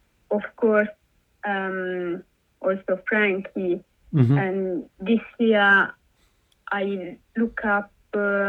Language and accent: English; Italy; now in United Kingdom; I'm from Italy